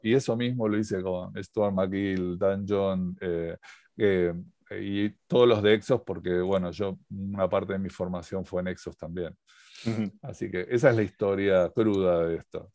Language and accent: Spanish; Argentina; siendo en Argentina